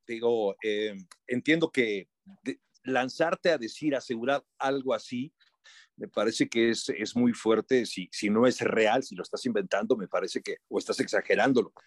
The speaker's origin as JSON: {"language": "Spanish", "country": "Mexico", "said": "nosotros como mexicanos"}